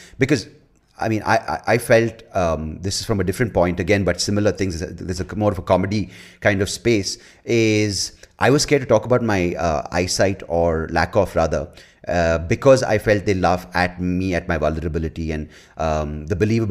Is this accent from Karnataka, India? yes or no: yes; Bangalore, Karnataka, India; moved away as an adult; also born or lived in United Kingdom; I'm born and brought up in Bangalore